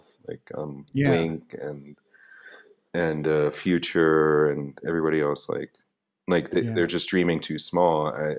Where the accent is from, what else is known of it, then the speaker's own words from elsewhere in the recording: Philadelphia suburbs, Pennsylvania, United States; I grew up in the Philadelphia suburbs